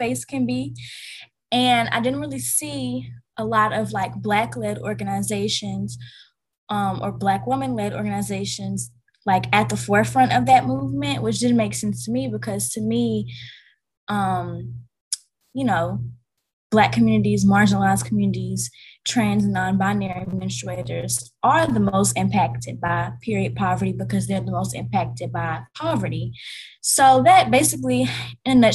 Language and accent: English; Vicksburg, Mississippi, United States; I'm from Vicksburg, Mississippi. It's a pretty small town.